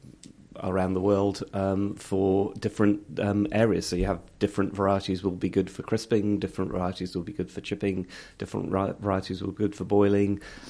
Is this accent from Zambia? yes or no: no; Singapore; also born or lived in Hong Kong / Ilkley, United Kingdom; I was born in Hong Kong. My father was in shipping. We then moved to Singapore, and I did my sort of first early years education there, and then was sent to Yorkshire to schooling in a boarding school in the Ilkley